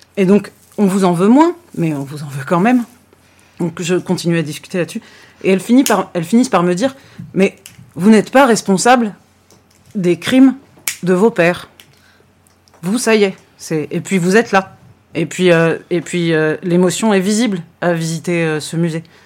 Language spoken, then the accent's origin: French; France